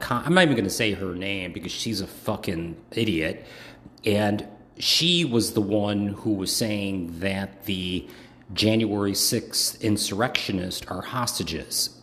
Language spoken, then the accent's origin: English; Chicago, Illinois, United States; moved away; also born or lived in Hawaii / Washington, D.C.; I am originally from Chicago